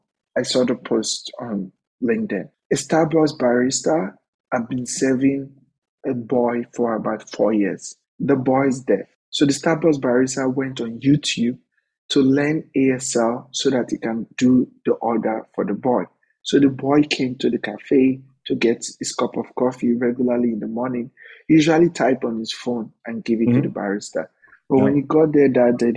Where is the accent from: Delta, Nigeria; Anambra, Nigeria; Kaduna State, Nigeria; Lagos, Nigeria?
Delta, Nigeria; Warri; moved away as an adult; now in United States; I'm the first openly gay man from Nigeria